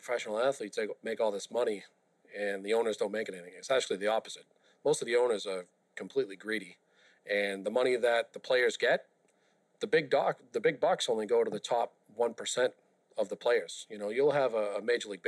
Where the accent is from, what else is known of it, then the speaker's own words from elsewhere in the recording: Boston, Massachusetts, United States; And I grew up in South Boston